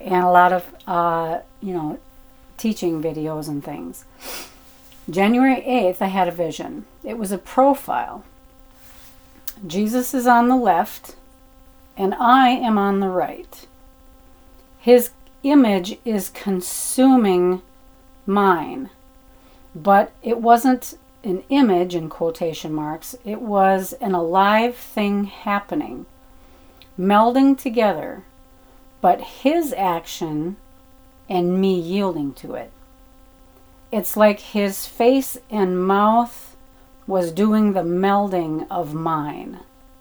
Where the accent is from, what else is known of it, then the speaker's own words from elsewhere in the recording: Arizona, United States; moved away as an adult; It's my kind of my hometown type of thing